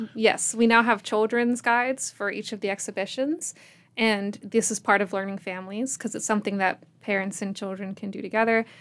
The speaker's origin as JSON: {"language": "English", "town": "Richmond", "region": "Virginia", "country": "United States", "lives_now": "Abingdon, United States", "said": "I'm from Richmond"}